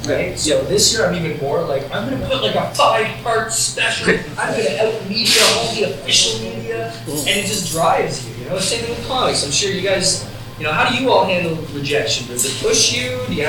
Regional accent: Salt Lake City, Utah, United States; the one place that will not give me a press pass is Fan X, my hometown con.

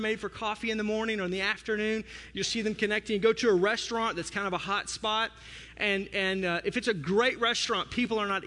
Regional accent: the South, United States; I'm from the South

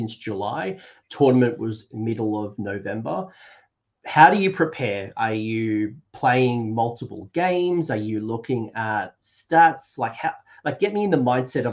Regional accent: Australia; as an Australian

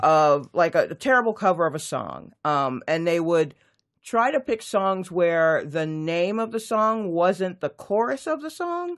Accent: Atlanta, Georgia, United States; also born or lived in New York; I grew up in Atlanta, Georgia.

